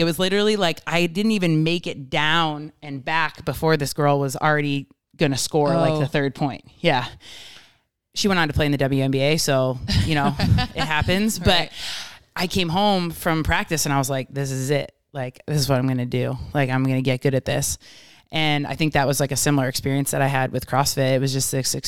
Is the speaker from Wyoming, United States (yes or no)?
no; Rochester, New York, United States; moved away as an adult; now in Bay Area, United States; where I'm from, Rochester, New York area